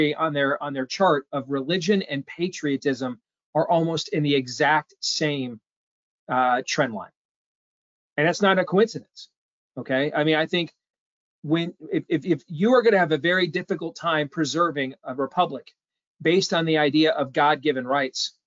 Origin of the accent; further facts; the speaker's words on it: Iowa, United States; I'm from Iowa